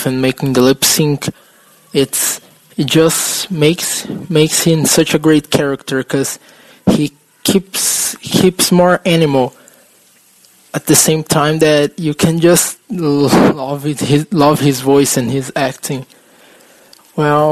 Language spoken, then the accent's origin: English; São Paulo, Brazil; I'm from Brazil, São Paulo.